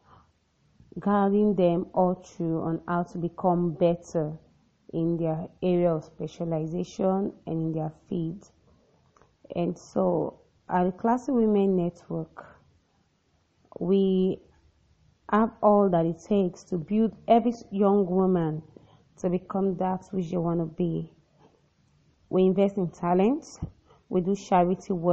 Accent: the South region, southern Nigeria, Nigeria; I'm from Nigeria, I hail from the South region

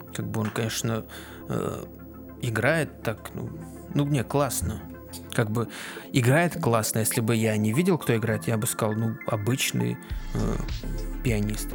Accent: Kazakhstan; казахский для меня он привычный, потому что я из Казахстана. Вот я его учил там

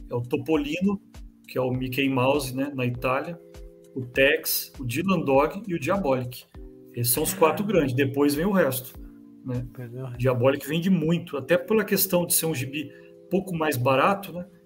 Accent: São José dos Campos, São Paulo, Brazil; Interior, a gente fica em São José dos Campos, é 80 quilômetros de São Paulo.

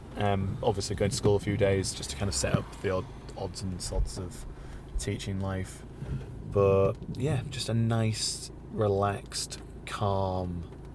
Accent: Yorkshire and the Humber, United Kingdom; not that I'm a Manx through and through because I'm from Yorkshire

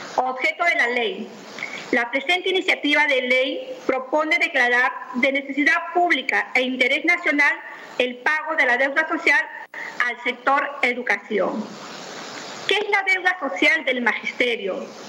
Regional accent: Peru; also born or lived in Cañete Province, Lima, Peru; todos los peruanos

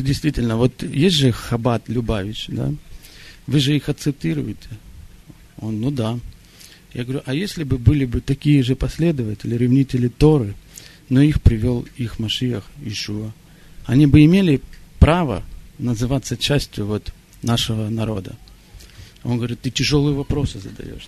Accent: Israel; moved away; я сам э, из Израиля, я вырос в Израиле

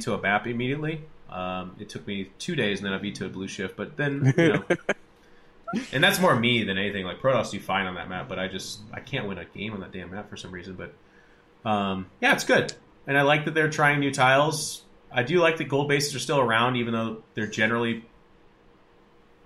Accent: United States; as an American, just growing up

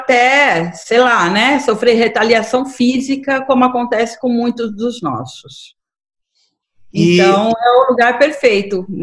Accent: Fortaleza, Ceará, Brazil; principalmente falando para uma web rádio é, aí de Fortaleza, que é a minha terra

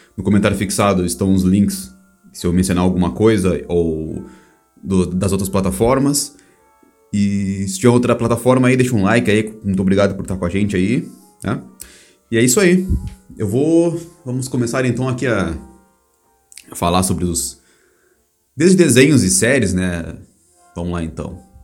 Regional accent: Brazil; Eu sou do Brasil

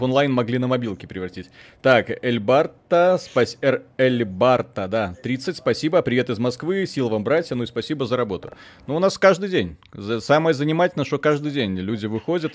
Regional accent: Belarus; как и все белорусы, днем работаем, честно, законопослушно

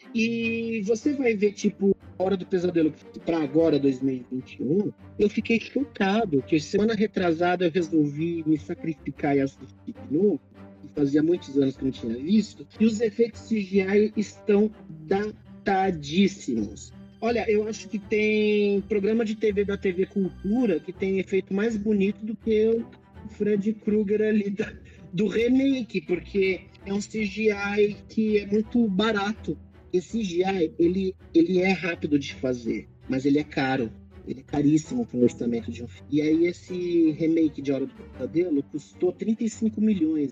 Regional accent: Brazil; eu estou orgulhoso de ser brasileiro

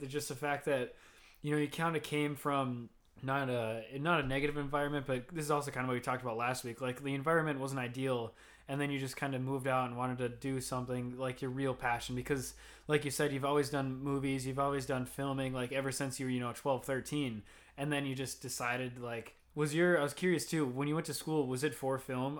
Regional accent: Minnesota, United States; me and her are both from Midwest. We're from Minnesota, which is very classic for Minnesota.

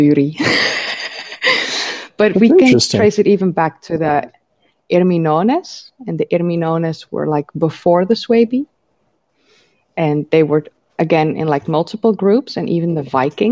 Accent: Netherlands; I live in the Netherlands. I've grown up here.

